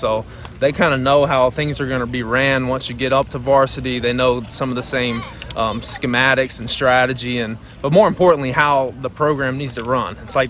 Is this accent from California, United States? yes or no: no; Picayune, Mississippi, United States; growing up in Picayune, I mean, football was obviously a big part of my life.